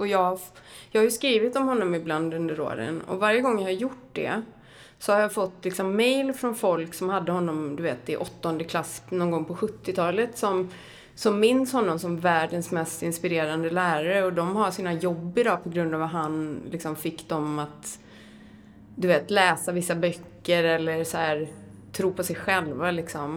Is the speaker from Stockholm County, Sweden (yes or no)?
no; Borås, Västra Götaland, Sweden; jag växte upp i Brämhult utanför Brås